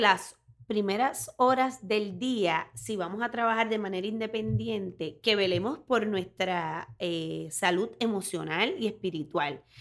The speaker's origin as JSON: {"language": "Spanish", "town": "Orocovis", "country": "Puerto Rico", "said": "soy de Orocovis, soy del campo de Puerto Rico"}